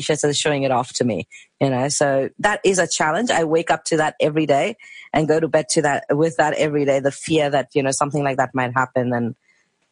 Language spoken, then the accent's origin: English; India; moved away as an adult; now in Australia; we are from India and people call us brown or curry